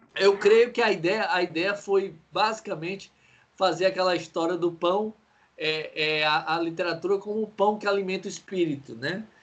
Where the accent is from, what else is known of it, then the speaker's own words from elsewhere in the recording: Ceará, Brazil; por nós, cearenses